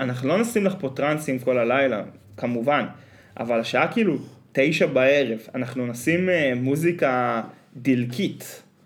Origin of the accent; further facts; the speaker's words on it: Northern Israel, Israel; אנחנו צפונבונים, כי אנחנו מהצפון